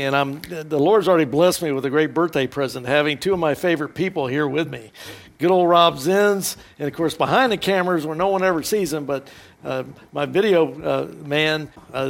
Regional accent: Houston, Texas, United States; I'm from Houston, Texas

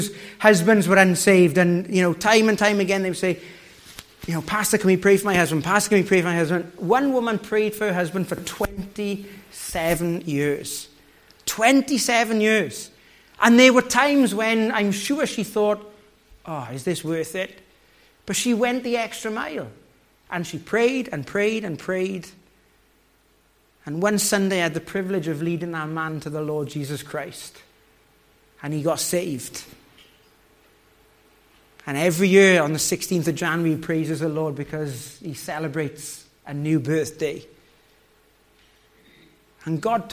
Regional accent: the Valleys, Wales, United Kingdom; moved away; I come from the valleys in Wales

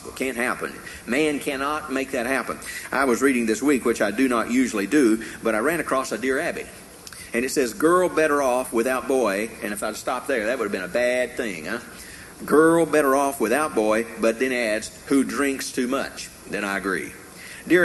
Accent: Tennessee, United States; growing up in Tennessee

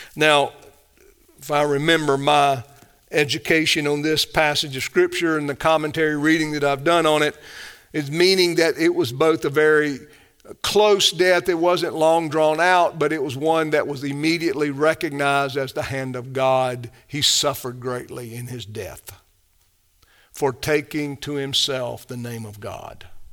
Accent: the South, United States; I love the South. I'm a Southerner

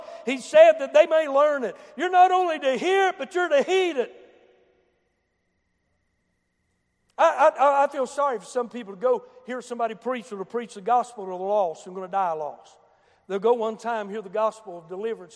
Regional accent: Boone County, West Virginia, United States; I come from Boone County. I remember where the hard road stopped a few hundred feet before Wharton Junior High School.

